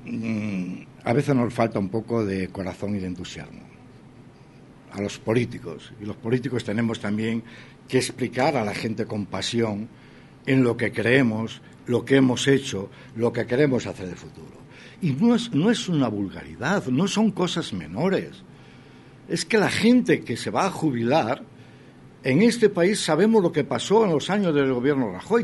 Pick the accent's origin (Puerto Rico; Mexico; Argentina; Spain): Spain; Y aquí somos todos españoles